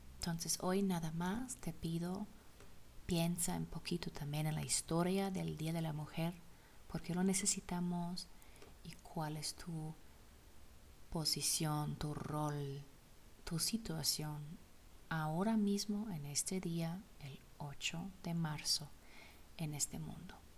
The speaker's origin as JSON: {"language": "Spanish", "country": "Germany", "second_language": "Spanish", "moved": "yes", "lives_now": "Zacatecas, Mexico", "said": "soy alemana"}